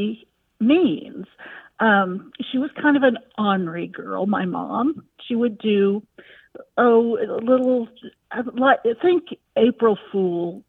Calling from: Wichita, Kansas, United States; I'm calling from Wichita, Kansas

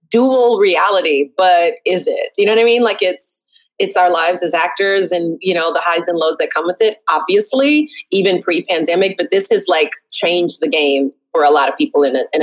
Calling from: Brooklyn, New York, United States

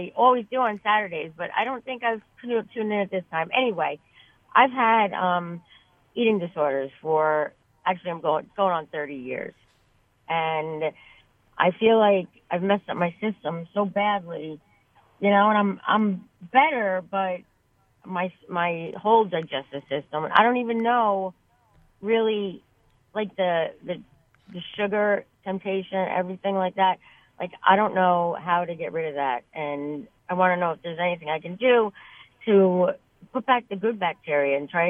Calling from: New Jersey, United States; I'm calling from New Jersey.

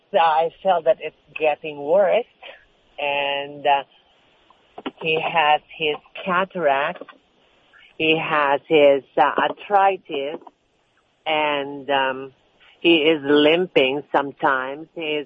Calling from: Los Angeles, California, United States; Los Angeles, California.

